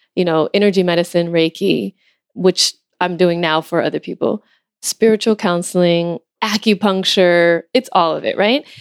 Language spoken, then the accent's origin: English; Los Angeles, California, United States; I'm from Los Angeles, and uh, I also, my father is from Ethiopia